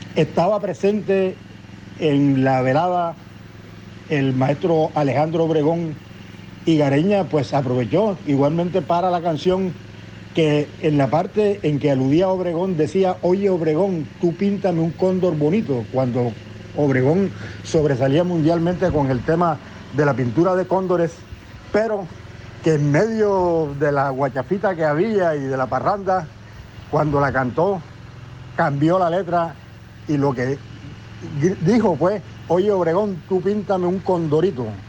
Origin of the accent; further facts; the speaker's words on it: Cartagena, Bolívar, Colombia; periodista cartagenero